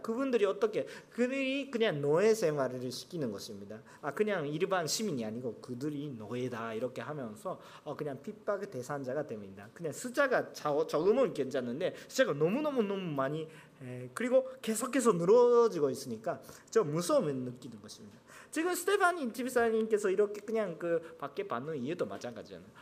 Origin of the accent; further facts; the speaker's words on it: Japan; Korean is a second language; 저는 일본 사람인데